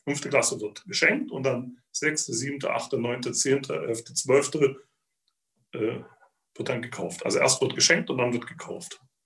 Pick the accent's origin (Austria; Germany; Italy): Germany; Zittau, Saxony; moved away as an adult; also born or lived in Thuringia / Freiburg, Baden-Württemberg / United States; Ich bin in Zittau aufgewachsen